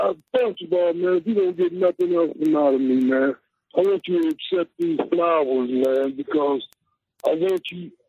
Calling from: Wichita, Kansas, United States; I'm calling from Wichita, Kansas.

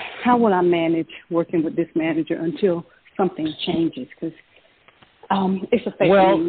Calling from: Georgia, United States; I'm calling from Georgia.

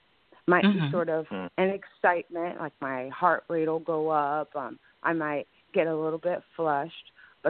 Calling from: Ohio, United States; I'm calling from Ohio.

